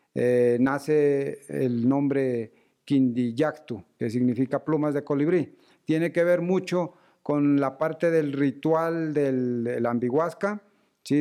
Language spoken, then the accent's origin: Spanish; Sibundoy Valley, Putumayo, Colombia; moved away as an adult; now in Bogotá, Colombia; somos oriundos del Valle de Sibundoy